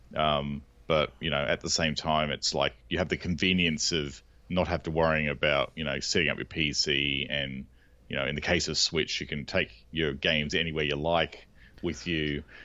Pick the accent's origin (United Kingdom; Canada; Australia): Australia; We call them bottle shops here, or botlows, 'cause we're Australian